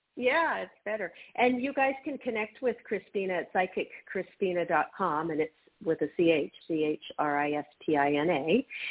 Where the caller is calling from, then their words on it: New Mexico, United States; I'm calling from New Mexico.